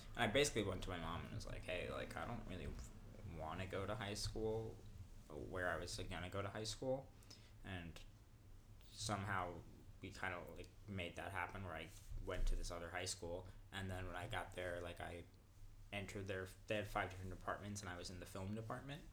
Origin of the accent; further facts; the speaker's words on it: Inglewood, California, United States; moved away as an adult; also born or lived in Western New York; now in Perth, Australia; I'm from Inglewood